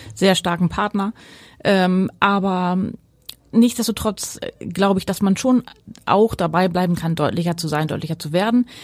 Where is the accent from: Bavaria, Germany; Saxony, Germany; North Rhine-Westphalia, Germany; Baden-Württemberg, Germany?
North Rhine-Westphalia, Germany; Ruhr area; moved away as an adult; now in Pellworm, Germany; mit meiner Kindheit im Ruhrgebiet